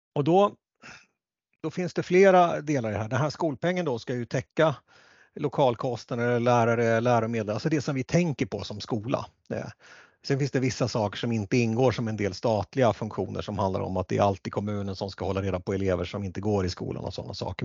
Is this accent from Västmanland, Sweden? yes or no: yes; Västerås, Västmanland, Sweden; där jag växte upp eh, och det är Västerås